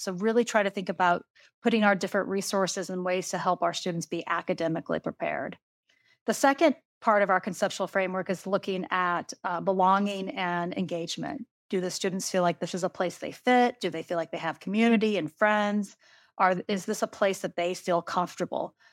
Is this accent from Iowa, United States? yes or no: yes; Iowa, United States; now in Kentucky, United States; she's from my hometown. We are from the exact same hometown. And it might be kind of interesting to know that when I learned how to play women's basketball, we were still playing six on six in Iowa